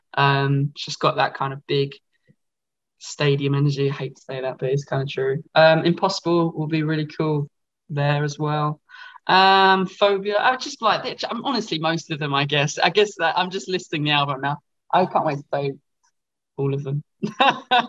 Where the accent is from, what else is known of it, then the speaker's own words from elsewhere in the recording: Essex, East of England, United Kingdom; I'm from Essex